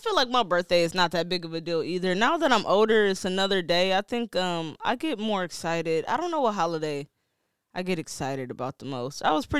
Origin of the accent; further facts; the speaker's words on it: Detroit, Michigan, United States; now in Maine, United States; I mean, we have a large African and like Nigerian population, but that ain't what the fuck I am. I'm regular black from Detroit.